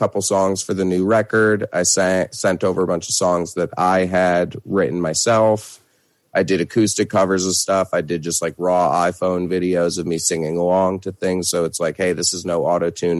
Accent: Hudson Valley, upstate New York, United States; also born or lived in Brooklyn, New York; I grew up in the Hudson Valley in upstate New York. I currently reside in Brooklyn

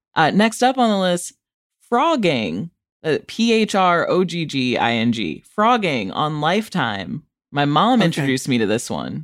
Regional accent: Rockford, Illinois, United States; my hometown, Rockford, Illinois

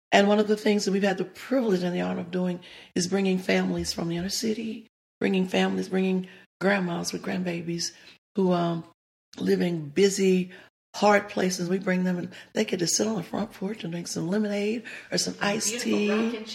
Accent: the South, United States; one of the things growing up in the South that I always yearned and always desired was to have a daddy.

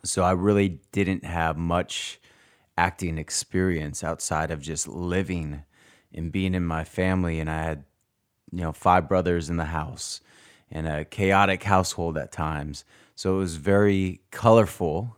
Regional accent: Arizona, United States; moved away as an adult; also born or lived in North Dakota / California; I was born in North Dakota and then grew up most of my life in Arizona

